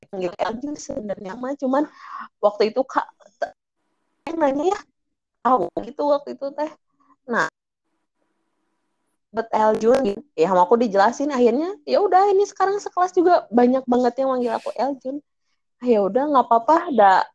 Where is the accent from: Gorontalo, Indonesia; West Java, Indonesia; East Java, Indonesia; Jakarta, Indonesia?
West Java, Indonesia; Bandung; enggak di Bandung